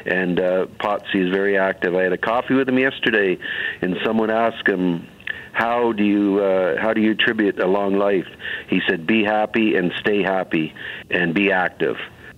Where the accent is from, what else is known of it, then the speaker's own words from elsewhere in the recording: Brampton, Ontario, Canada; I'm a former regional counselor from the city of Brampton here, and I'm also born and raised in Brampton.